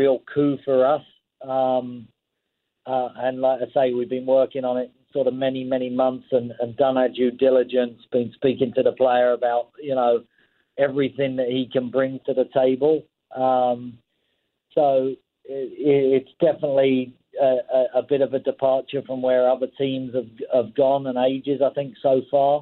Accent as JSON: {"language": "English", "region": "England", "country": "United Kingdom", "tie": "born or raised there", "moved": "yes", "lives_now": "Canada", "said": "I grew up in England."}